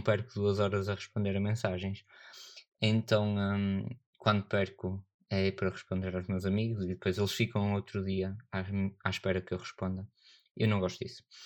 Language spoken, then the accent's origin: Portuguese; Northern Portugal, Portugal; accent: northern; A minha pronúncia é do norte